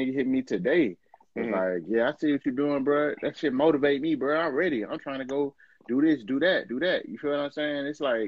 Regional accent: Atlanta, Georgia, United States; I'm from Atlanta. This nigga from New York.

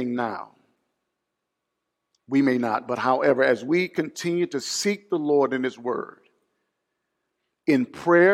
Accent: Mobile, Alabama, United States; Mardi Gras was founded in my hometown

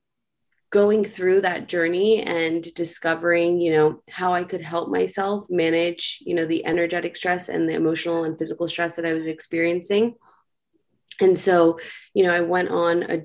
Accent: New York City, New York, United States; I am a born and raised New Yorker. I grew up in New York City

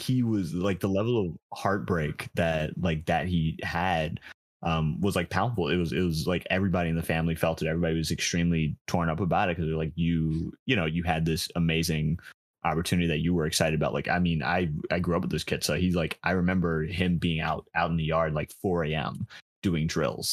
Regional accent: New York, United States; I'm from New York, so it's it's a very big baseball town

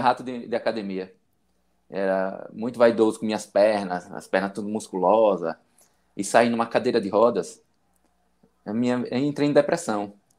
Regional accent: interior of Bahia, Brazil; also born or lived in Aracaju; Eu moro, eu sou do interior da Bahia, que fica 110 quilômetros da capital sergipana, Aracaju

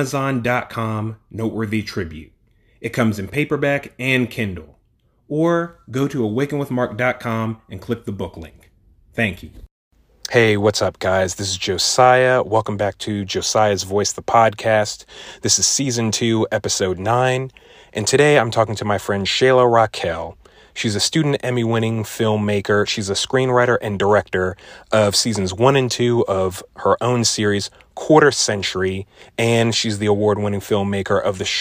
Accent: DMV, United States; I'm talking to a DMV creator from my hometown area.

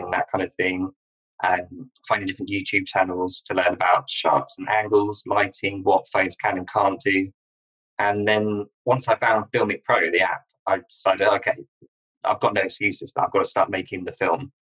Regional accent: a village in Sussex, near Brighton, South East England, United Kingdom; I'm from a village in Sussex, which is near Brighton on the south coast of England

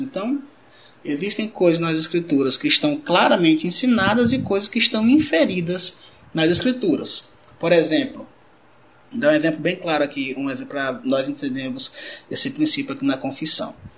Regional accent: Rio Branco, Acre, Brazil; also born or lived in Cruzeiro do Sul, Acre; sou aqui de Rio Branco Acre

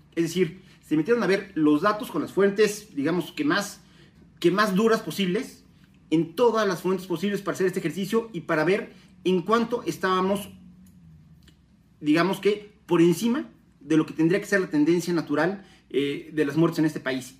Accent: Puebla, Mexico; como mexicanos

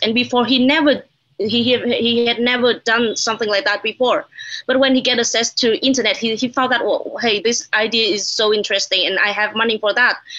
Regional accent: Hanoi, Vietnam; also born or lived in United States; I'm from Hanoi, the capital city of, uh, Vietnam

